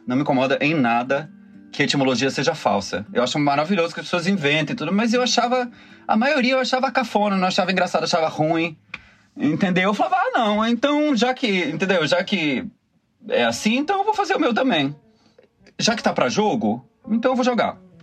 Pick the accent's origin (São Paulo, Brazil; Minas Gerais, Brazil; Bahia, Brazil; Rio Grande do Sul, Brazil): Bahia, Brazil; moved away as an adult; now in Rio de Janeiro, Brazil; sou baiano, moro no Rio há 17 anos, vim fazer faculdade e fiquei